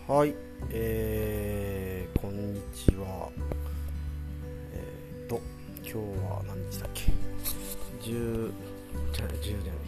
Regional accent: Matsudo, Chiba, Japan; 千葉県の松戸市ってとこで生まれ育って

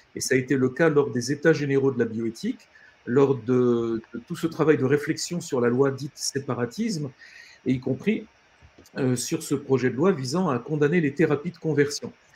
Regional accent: France; nous, en tant que Français

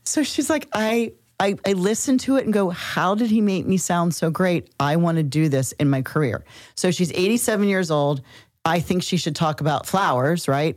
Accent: Cincinnati, Ohio, United States; We're from Cincinnati, I'm from Cincinnati, Ohio

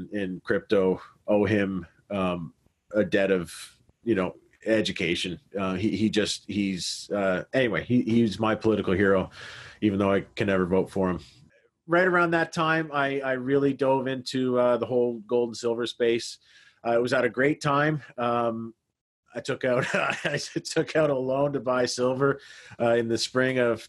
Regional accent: Canada; I'm Canadian

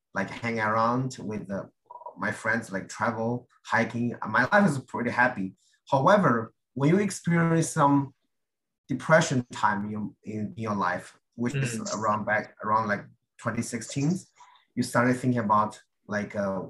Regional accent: China; now in United States; I have to go to church in China, in my hometown

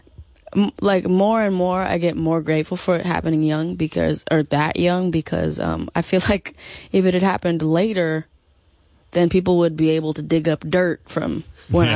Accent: Los Angeles, California, United States; We grew up in L.A.

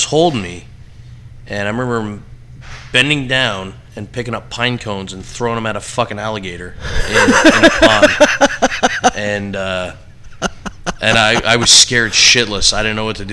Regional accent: New York, United States; moved away; also born or lived in Charleston, South Carolina / Dallas; They were from New York, and so I grew up in New York

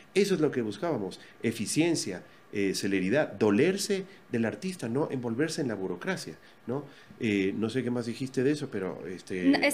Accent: Ecuador; así somos los ecuatorianos

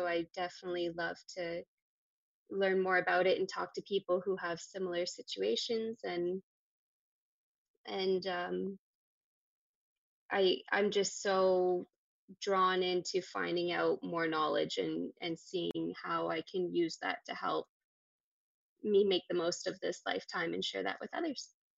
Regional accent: Ontario, Canada; I'm from Ontario too

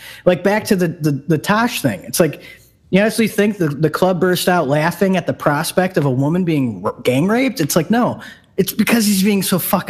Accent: United States; we're from America

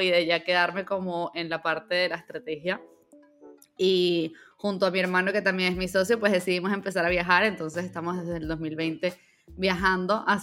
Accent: Venezuela; born there; also born or lived in Mexico; bueno, yo … soy venezolana de nacimiento y desde entonces he vivido en muchos lados. En el 2020 yo estaba viviendo en México

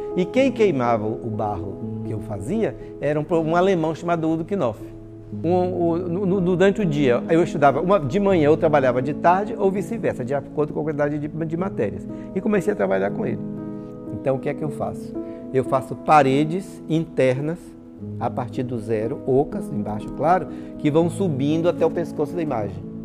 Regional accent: Itabuna, Bahia, Brazil; Eu nasci em Tabuna, no Hospital Santa Cruz

